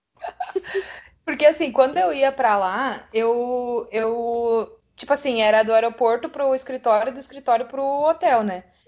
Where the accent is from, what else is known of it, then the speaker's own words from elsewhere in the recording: South Region, Brazil; aqui no sul a gente vive